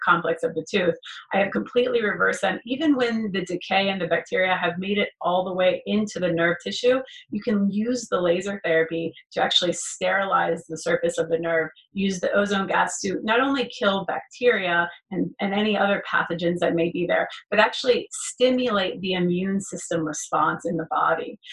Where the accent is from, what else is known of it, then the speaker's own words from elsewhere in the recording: Florida, United States; moved away as an adult; also born or lived in Gainesville, Florida; now in Beverly Hills, United States; I'm you know born and raised in Florida for first 30 years of my life.